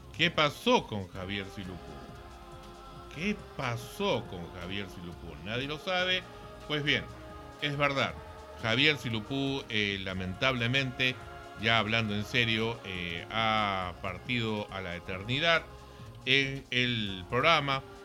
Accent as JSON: {"language": "Spanish", "country": "Peru", "said": "nuestra inmunidad como peruanos"}